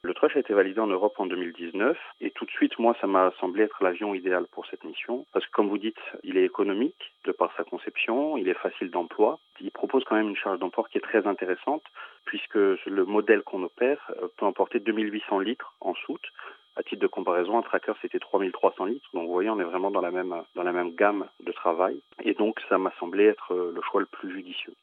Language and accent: French; Corsica, France; je suis corse d'origine